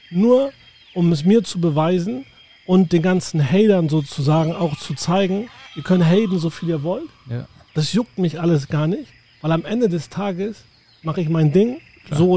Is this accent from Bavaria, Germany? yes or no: no; Hamburg, Germany; now in United States; Ich komme aus Hamburg, ähm, aus dem schönen Süden von dem Hamburg. Genau. Und ich bin ähm, hierher gezogen im Jahr 2007.